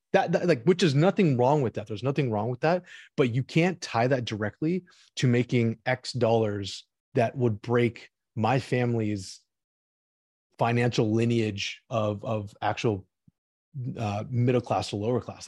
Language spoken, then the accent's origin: English; Orange County, Los Angeles, California, United States; also born or lived in St. Louis, Missouri; I wanted to play for the L A Galaxy in my hometown, I'm an Orange County L A kid